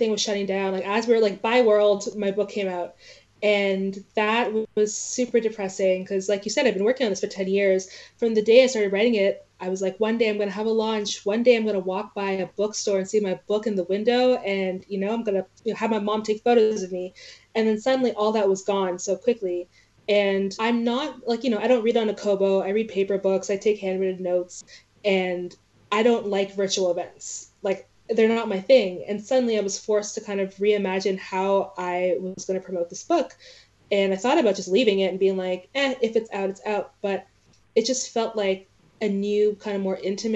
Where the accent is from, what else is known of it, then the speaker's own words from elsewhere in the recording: Canada; I'm from Canada. I'm from this place that no one cares about in the States.